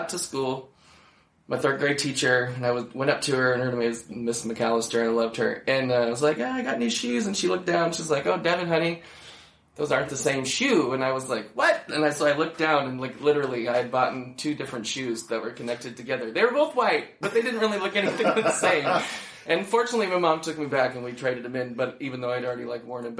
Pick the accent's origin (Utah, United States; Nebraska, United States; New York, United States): Nebraska, United States; moved away; also born or lived in Chicago; Born and raised in Nebraska